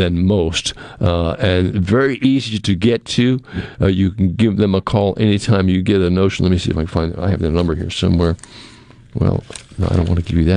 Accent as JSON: {"language": "English", "region": "New England", "country": "United States", "said": "I'm being a big Tom Brady fan that I am, because I'm from New England"}